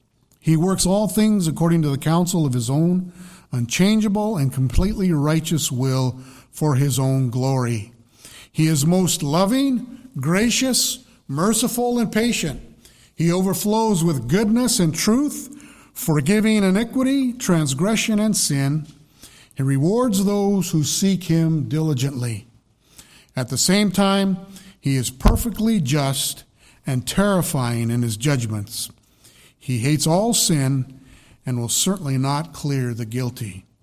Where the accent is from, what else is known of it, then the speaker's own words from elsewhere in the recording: Colorado, United States; because I'm from Colorado, I grew up all my life in Colorado, but I think I've lived longer in New Hampshire now than I did in Colorado.